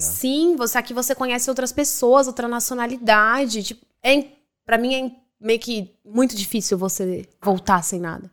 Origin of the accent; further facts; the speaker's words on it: Brazil; moved away as an adult; now in Dublin, Ireland; Eu saí do Brasil sem falar nada de inglês, eu não sabia nada.